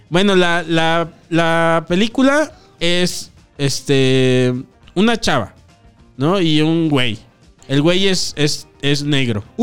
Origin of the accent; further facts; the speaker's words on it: Mexico; Pero eh, como son mexicanos, dices, ah, mexicano, yo mexicano